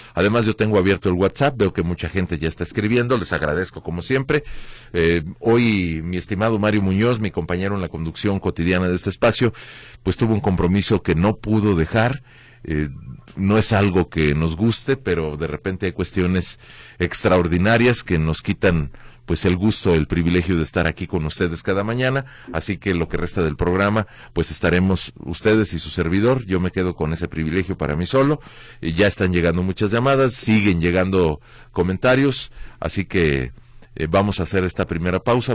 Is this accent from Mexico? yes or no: yes; Mexico; Como mexicanos